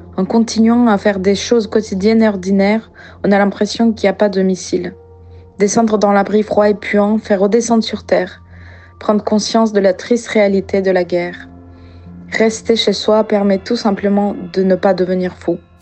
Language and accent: French; Ukraine; French is a second language; also born or lived in France; now in Paris, France; je suis née en Ukraine, maintenant je vis en France